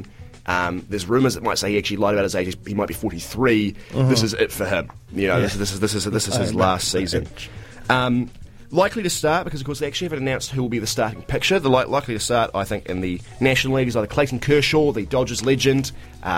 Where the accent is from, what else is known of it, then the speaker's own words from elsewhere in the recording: New Zealand; as a New Zealander, I've significant amount of national pride